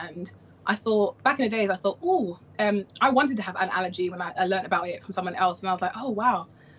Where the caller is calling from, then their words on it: London, United Kingdom; So I am in London, the UK, and yeah, over here it's pretty okay.